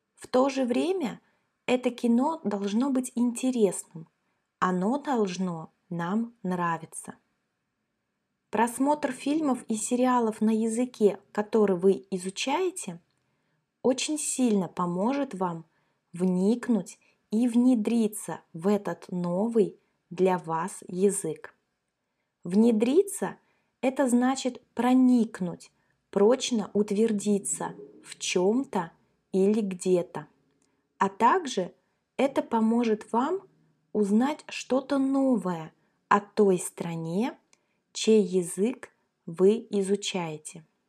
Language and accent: Russian; Kaliningrad, Kaliningrad Oblast, Russia; мы с Катей как раз родились и выросли в Калининграде. Это наш родной город